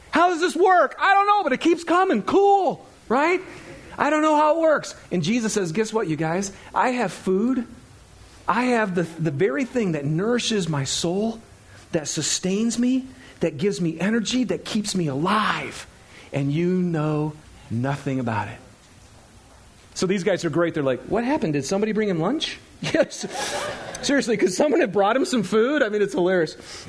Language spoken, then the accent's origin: English; Michigan, United States; I'm from Michigan, right? I'm thinking pine trees and, you know, maples and oaks.